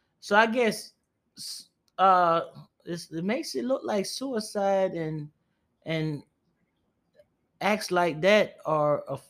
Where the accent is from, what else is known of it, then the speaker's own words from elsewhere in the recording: Jamaica; I'm Jamaican. I know Jamaica is small.